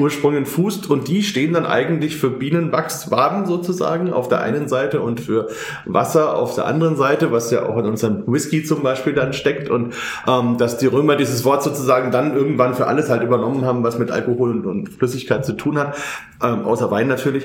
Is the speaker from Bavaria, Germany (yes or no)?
yes; Bamberg, Bavaria, Germany; bei uns in Bamberg